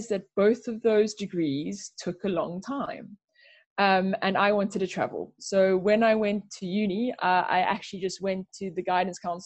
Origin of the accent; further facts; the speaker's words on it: South Africa; now in United Kingdom; I grew up back home in South Africa, as I'm sure you can hear